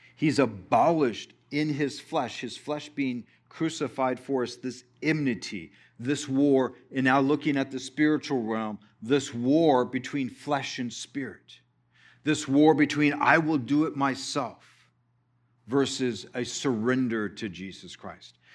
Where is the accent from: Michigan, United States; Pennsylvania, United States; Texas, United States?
Texas, United States; we're from Texas